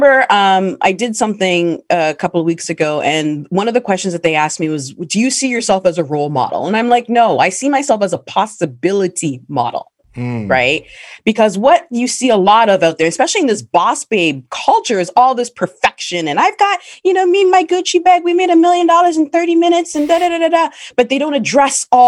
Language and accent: English; Canada; as a Black woman, especially growing up in Canada